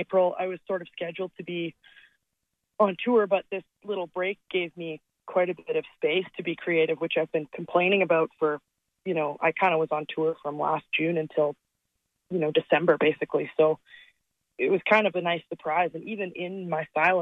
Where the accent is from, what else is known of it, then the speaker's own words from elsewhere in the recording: Calgary, Alberta, Canada; my hometown. And when you think about it, like Calgary's a big city